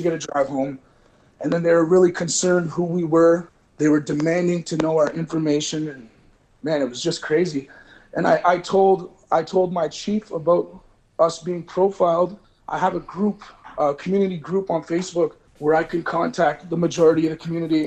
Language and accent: English; Canada; we grew up on the reserve